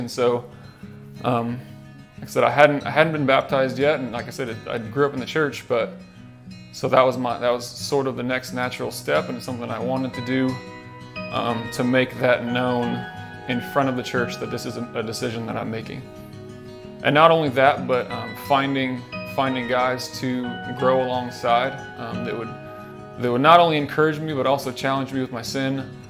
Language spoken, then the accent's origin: English; Junction City, United States; So I grew up here in Junction City. I grew up in a Christian home.